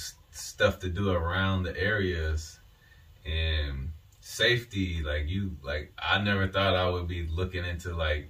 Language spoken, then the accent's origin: English; Chicago, Illinois, United States; I'm from Chicago, South Chicago too.